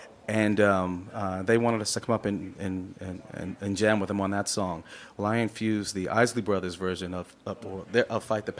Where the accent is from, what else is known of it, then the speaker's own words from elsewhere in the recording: Rutherford, New Jersey, United States; moved away as an adult; also born or lived in Jamaica, Queens, New York; now in Portland, United States; I was from Jamaica, Queens, in New York, and then my dad got a lovely church in a little town of Rutherford, New Jersey, where probably have my deepest roots now.